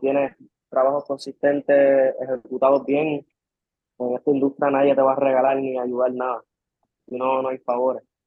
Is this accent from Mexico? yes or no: no; Puerto Rico; soy de Puerto Rico de toda la vida